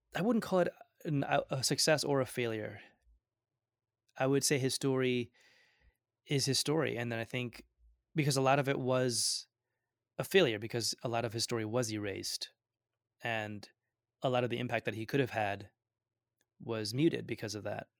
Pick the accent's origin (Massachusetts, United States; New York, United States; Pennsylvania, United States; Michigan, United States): New York, United States; Binghamton; first language Gujarati; English is a second language; also born or lived in Ahmedabad, Gujarat, India / Vestal, New York / Washington, D.C.; I grew up in Binghamton